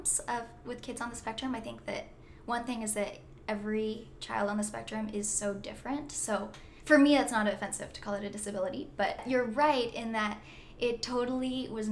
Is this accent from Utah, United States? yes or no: yes; Orem, Utah, United States; I am from Orem, Utah, and I am the oldest